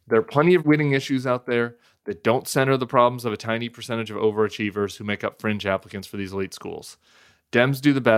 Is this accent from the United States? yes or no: yes; Denver, Colorado, United States; Growing up in Denver.